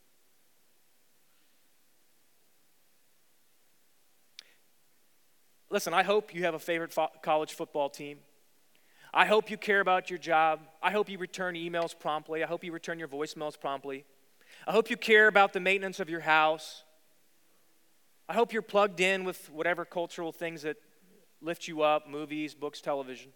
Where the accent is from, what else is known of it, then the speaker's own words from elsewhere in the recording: Virginia, United States; moved away as an adult; also born or lived in New York City; I grew up in Virginia, and I didn't know really any Jewish folks when I was in school.